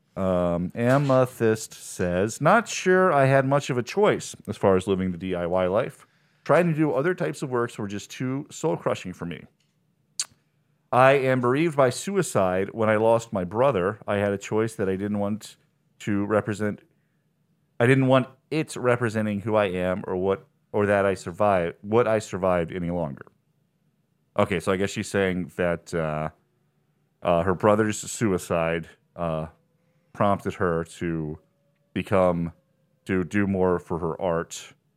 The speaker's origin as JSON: {"language": "English", "town": "Harrisonburg", "region": "Virginia", "country": "United States", "said": "I'm from Harrisonburg, Virginia"}